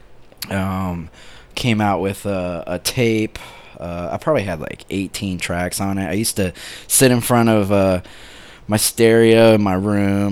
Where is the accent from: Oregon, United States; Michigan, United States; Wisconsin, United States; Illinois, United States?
Oregon, United States; Monmouth; also born or lived in Grass Valley, California / Hillsboro, Oregon; now in Portland, United States; I actually grew up really in the town of Monmouth, Oregon